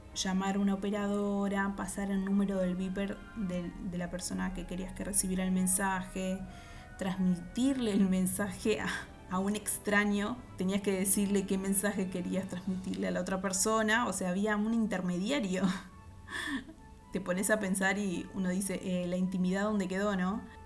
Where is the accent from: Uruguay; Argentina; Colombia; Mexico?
Uruguay; soy de Uruguay